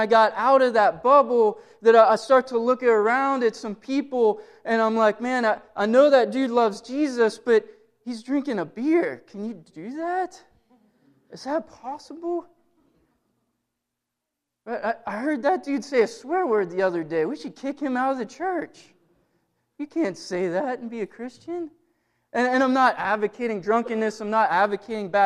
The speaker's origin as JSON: {"language": "English", "area": "Blair County", "region": "Pennsylvania", "country": "United States", "tie": "born or raised there", "moved": "yes", "lives_now": "Johnstown, United States", "said": "I didn't grow up in Johnstown. I grew up in Blair County"}